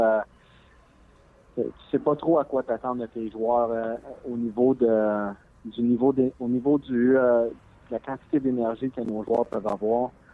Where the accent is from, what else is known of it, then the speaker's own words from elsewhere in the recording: Montreal, Quebec, Canada; moved away; je suis de Montréal